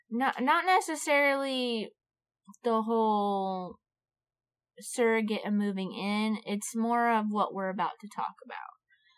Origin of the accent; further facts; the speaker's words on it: Florida, United States; moved away; Only in my hometown. Only in Florida.